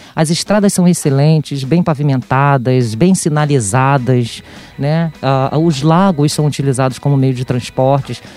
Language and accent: Portuguese; Brazil; also born or lived in Rio de Janeiro; aqui como brasileiro